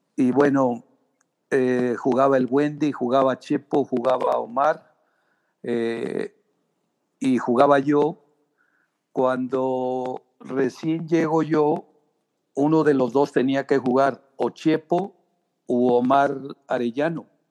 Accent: Guadalajara, Jalisco, Mexico; also born or lived in Tierra Blanca, Zacatecas; yo me vine de, de Tierra Blanca, Zacatecas, a los tres años. Eh, me vine acá a vivir a Guadalajara y bueno, aquí prácticamente hice toda mi niñez

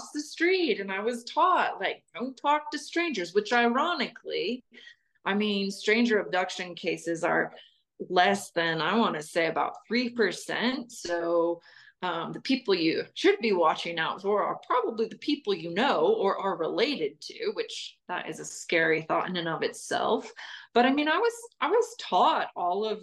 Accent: Salt Lake City, Utah, United States; I grew up in Salt Lake City, Utah

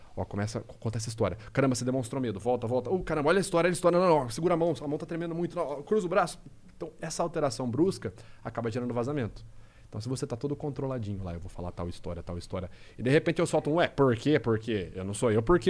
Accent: Rio Claro, São Paulo, Brazil; accent: caipira; now in Piracicaba, Brazil; eu sou do interior de São Paulo, sou de Rio Claro, nasci de Rio Claro. É, hoje eu moro em Piracicaba

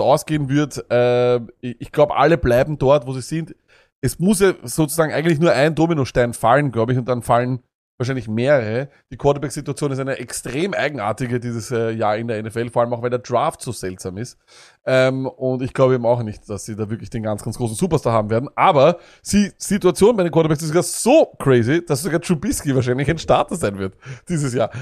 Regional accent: Austria; wir als Österreicher

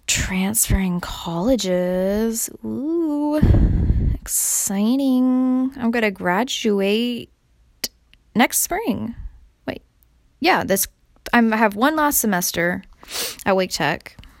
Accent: California, United States; now in Raleigh, United States; because I'm from California

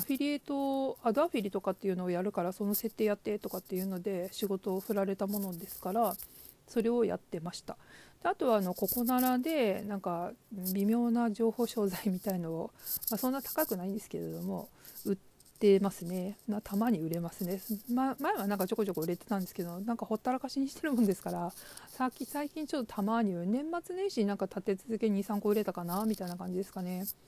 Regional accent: Hokuriku, Japan; 北陸の片田舎に生まれ、祖父が農業を営む家で育ちました

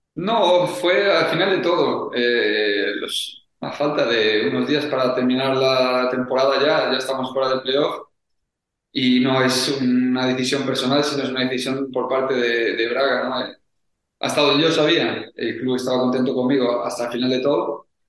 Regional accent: Spain; moved away as an adult; now in Italy; Somos jugadores eh, españoles

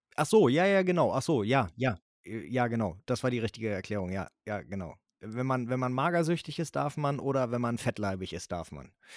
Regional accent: Northern Germany, Germany; bei uns in Norddeutschland

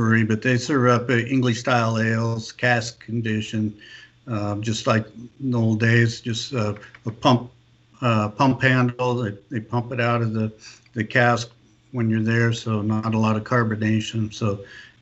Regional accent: Tumwater, Washington, United States; moved away; also born or lived in Oregon / Northern California; I grew up in Tumwater, Washington, home of the Olympia Brewing Company

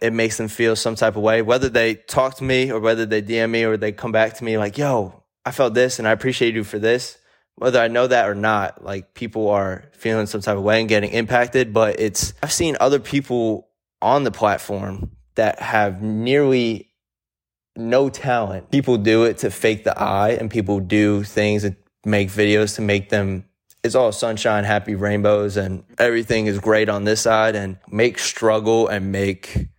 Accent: New Jersey, United States; I'm from New Jersey

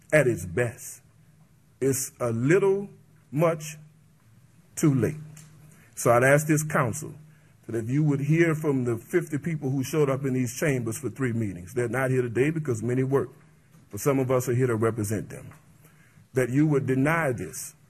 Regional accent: Avondale, Louisiana, United States; I'm a product of Avondale, born and raised in Avondale

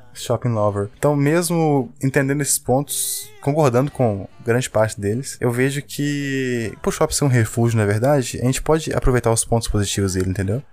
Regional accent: Belo Horizonte, Minas Gerais, Brazil; a gente é de BH e aqui tem um único shopping

